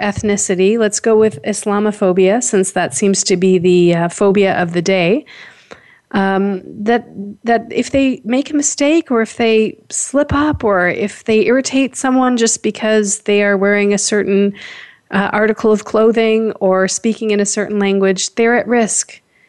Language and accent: English; Toronto, Ontario, Canada; I was born here in Toronto.